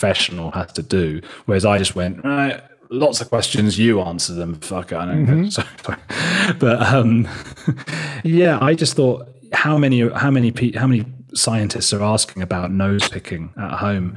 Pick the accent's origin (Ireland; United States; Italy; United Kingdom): United Kingdom; moved away as an adult; also born or lived in Argentina; now in Berlin, Germany